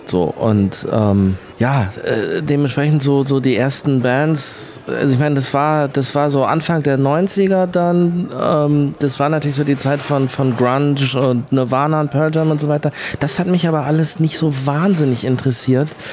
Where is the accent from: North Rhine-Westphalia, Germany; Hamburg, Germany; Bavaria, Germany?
Hamburg, Germany; moved away as an adult; now in Berlin, Germany; ich bin in Hamburg geboren und bin gebürtiger Hamburger. Ich bin aber seit, glaube ich, 1999 in Berlin.